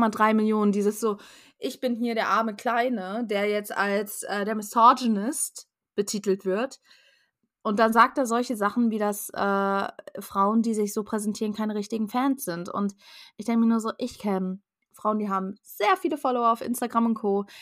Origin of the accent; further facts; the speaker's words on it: Germany; wir als Deutsche